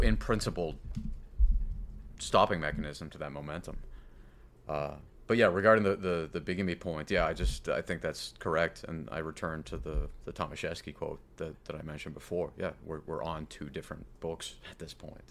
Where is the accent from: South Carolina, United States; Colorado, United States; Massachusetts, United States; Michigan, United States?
Massachusetts, United States; my hometown of Massachusetts